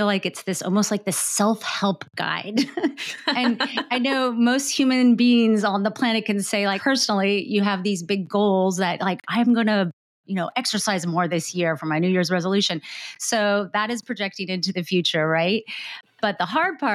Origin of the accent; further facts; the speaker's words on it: United States; I guess I can ask this as an American